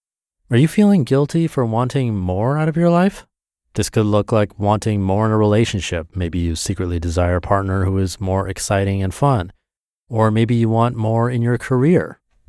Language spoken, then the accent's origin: English; Taiwan; moved away; also born or lived in North America; I'm an immigrant from Taiwan, and growing up, my siblings and I were always told to be grateful with what we have.